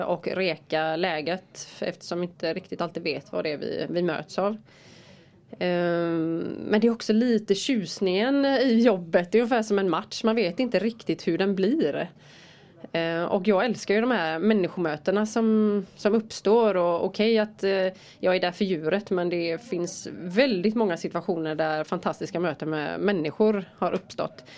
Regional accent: Rävlanda, Västra Götaland, Sweden; Där är jag född och uppvuxen och bor där

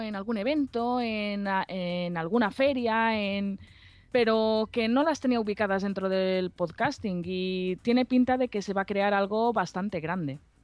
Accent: Alicante, Valencian Community, Spain; aquí en mi tierra, en Alicante

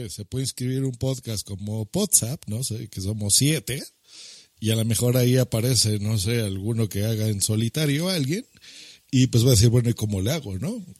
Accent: Spain; no sé, no, soy español, se vale, ¿no?

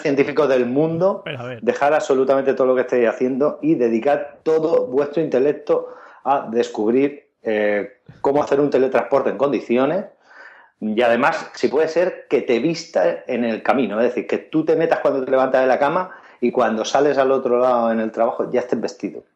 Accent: Valencia, Valencian Community, Spain; yo soy de Valencia

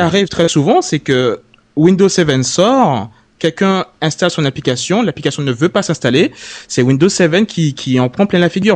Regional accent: Guadeloupe; je viens de la Guadeloupe

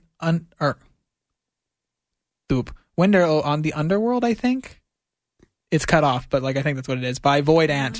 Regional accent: United States; now in Calgary, Canada; I am American.

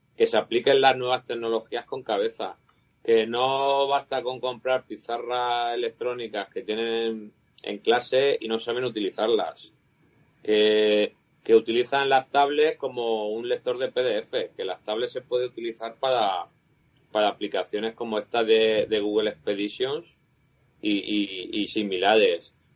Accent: Cartagena, Region of Murcia, Spain; moved away; Yo nací en Cartagena, me crié allí

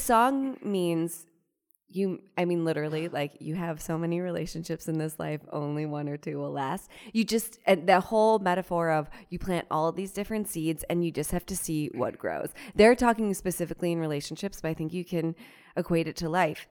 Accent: Cleveland, Ohio, United States; now in New York, United States; I grew up in Ohio, so not necessarily the South

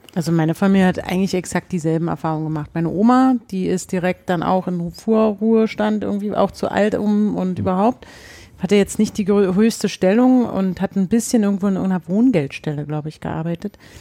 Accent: Berlin, Germany; also born or lived in Leipzig; wir sind Berliner

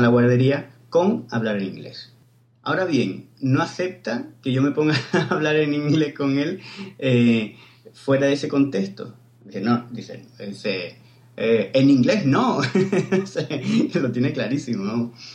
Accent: Cádiz, Andalusia, Spain; now in Barcelona, Spain; yo soy de Cádiz, pero vivo en Barcelona

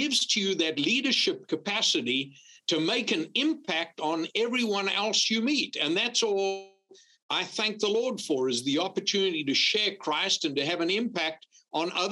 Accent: Zululand, KwaZulu-Natal, South Africa; moved away as an adult; also born or lived in Louisiana; now in South Carolina, United States; I was born in South Africa, actually in Zululand on the Upper East Coast, and grew up in a wonderful family

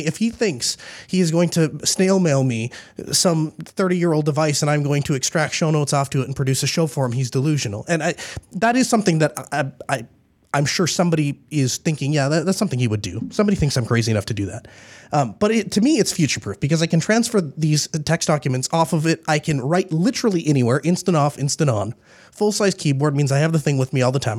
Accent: United States; I'm glad I was born here in the United States. I definitely belong here. This is, this is home to me.

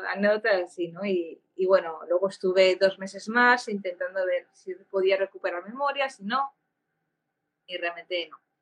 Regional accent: Barcelona, Catalonia, Spain; also born or lived in Germany; soy de Barcelona

